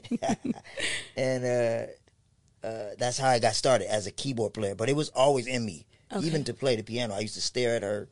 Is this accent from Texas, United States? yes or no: no; Compton, California, United States; also born or lived in Los Angeles; I am born and raised in Los Angeles by way of Compton